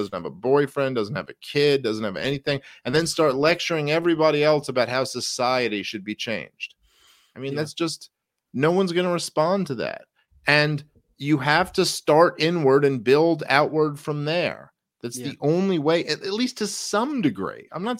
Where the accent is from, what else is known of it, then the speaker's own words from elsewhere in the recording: Brooklyn, New York, United States; I grew up in Brooklyn, and like, I've lived in a bunch of different areas in New York City